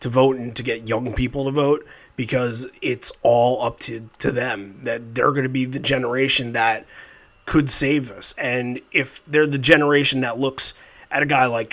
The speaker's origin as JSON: {"language": "English", "town": "Islip", "region": "New York", "country": "United States", "said": "I'm from Islip originally."}